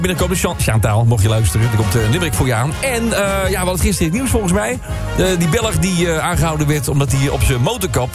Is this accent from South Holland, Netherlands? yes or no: no; Utrecht, Netherlands; accent: plat Utrecht; want ik kom zelf ook uit Utrecht, officieel. Ik ben geboren op de Amsterdamse Straatweg